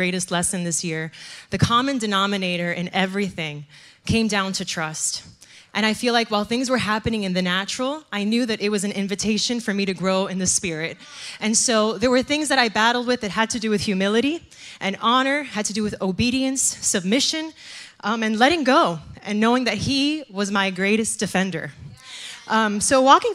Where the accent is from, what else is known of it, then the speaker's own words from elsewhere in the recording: Miami, Florida, United States; moved away as an adult; now in New Jersey, United States; I'm originally from Miami, Florida